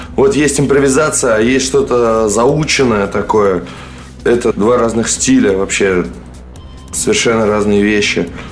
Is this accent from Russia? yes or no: yes; Moscow, Russia; я как бы москвич